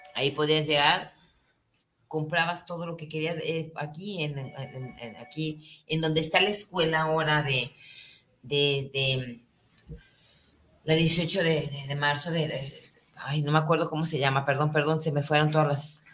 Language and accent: Spanish; Guadalajara, Jalisco, Mexico; nos constituye eh, como, como tapatíos, como jaliscienses